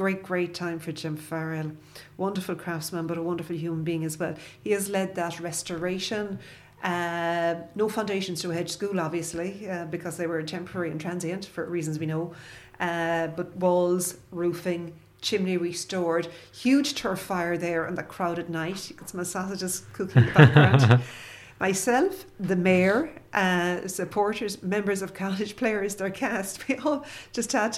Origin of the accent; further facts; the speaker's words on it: Dungarvan, Munster, Ireland; my first years were in Dungarvan Head